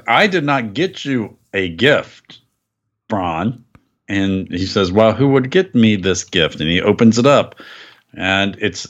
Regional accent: Florida, United States; First off, I have to apologize for my home state of Florida.

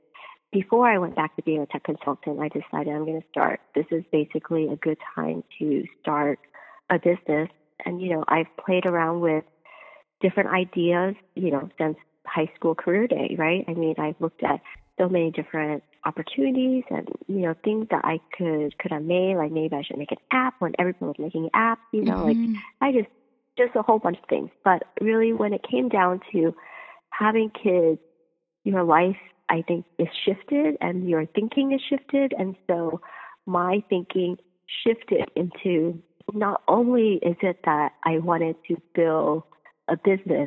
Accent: United States; we're born and raised in America and we speak English at home

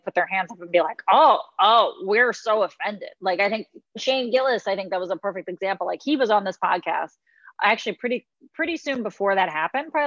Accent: Mexico; moved away; I grew up in Mexico

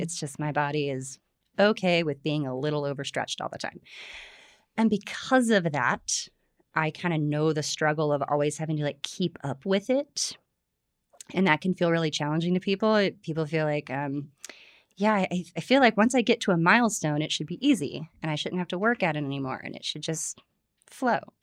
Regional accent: Florida, United States; I grew up in Florida

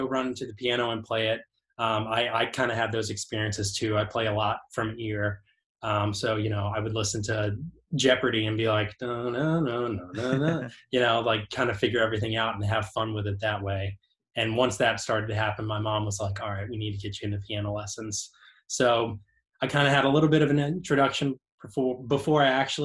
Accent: Rockville, Maryland, United States; moved away as an adult; now in Nashville, United States; grew up in right outside of DC. We're about 10 miles north of the city.

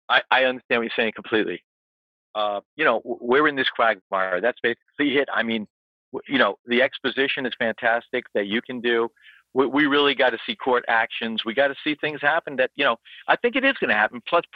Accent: New York, United States; I'm from New York. I know this town upside down. I spent a lot of time in the Wall Street area.

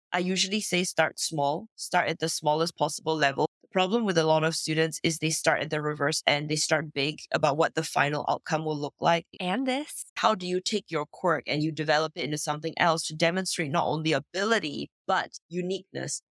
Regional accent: Singapore; now in France; I am originally from Singapore, grew up in Singapore, but I don't live there anymore. Today I live in France.

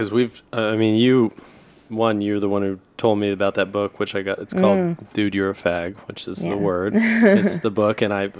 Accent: Oklahoma City, Oklahoma, United States; moved away; I grew up in Oklahoma City.

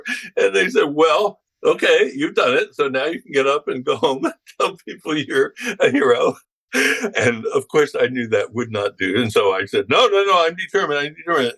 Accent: Philadelphia, Pennsylvania, United States; I'm from Philadelphia

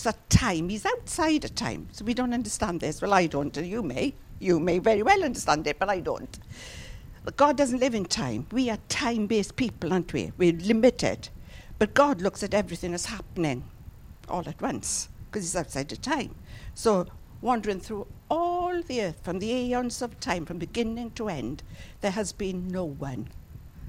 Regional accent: Llanelli, Wales, United Kingdom; If you're from Llanelli like me

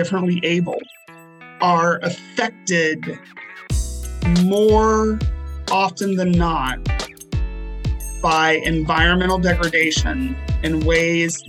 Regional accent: Appalachia, United States; I grew up on the Ohio River, in the shadows of a coal burning power plant

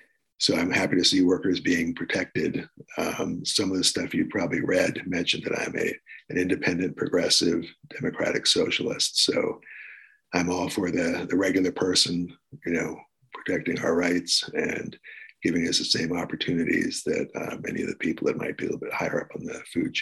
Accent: Washington, District of Columbia, United States; born there; I was born in Washington, D.C., so I felt pretty comfortable there.

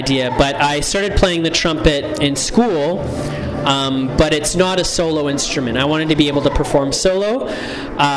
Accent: Canada; I was born in Canada

